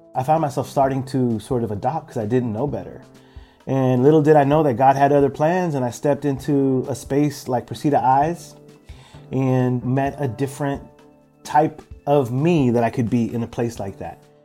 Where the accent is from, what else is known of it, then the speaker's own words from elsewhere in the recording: San Francisco, California, United States; also born or lived in El Salvador; we were all born in El Salvador. I'm the youngest of four boys. She brought us all here to San Francisco um, to avoid the war